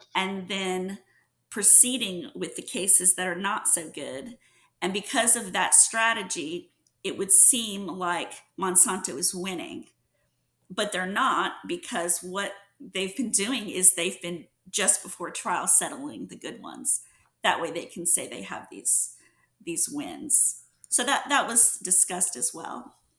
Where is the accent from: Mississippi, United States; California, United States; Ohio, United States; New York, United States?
Mississippi, United States; Mississippi Gulf Coast, United States; moved away as an adult; also born or lived in New Orleans, Louisiana; now in Houston, United States; I'm originally from the Mississippi Gulf Coast